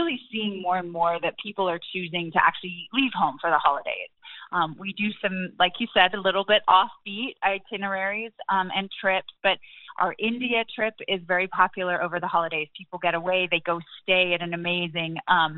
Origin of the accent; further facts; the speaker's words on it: England, United Kingdom; moved away as an adult; also born or lived in Cambodia; now in United States; I grew up in England